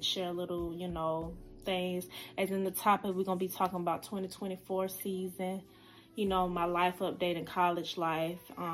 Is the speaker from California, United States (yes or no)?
no; Decatur, Georgia, United States; I am from Decatur, Georgia. That's where I'm from